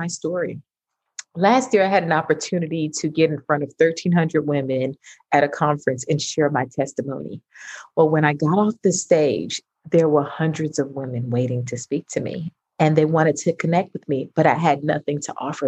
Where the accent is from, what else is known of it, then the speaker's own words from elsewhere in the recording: New York City, New York, United States; I'm originally from Brooklyn, New York. I'm a major New Yorker